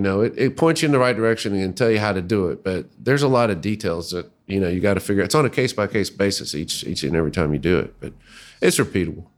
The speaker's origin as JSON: {"language": "English", "town": "Little Rock", "region": "Arkansas", "country": "United States", "tie": "born or raised there", "moved": "as an adult", "lives_now": "Dayton, United States", "said": "I grew up in Little Rock, Arkansas, and moved to Ohio to go to graduate school"}